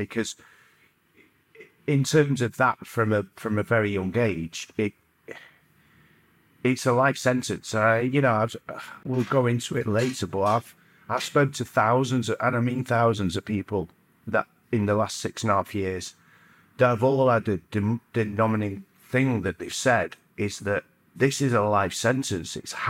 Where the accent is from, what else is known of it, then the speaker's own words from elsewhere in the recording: Stockport, North West England, United Kingdom; Yeah, I grew up in Chileu, Stockport.